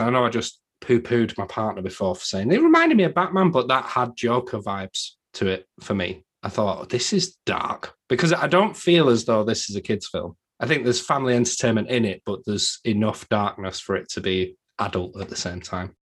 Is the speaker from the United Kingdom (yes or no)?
yes; England, United Kingdom; I'm English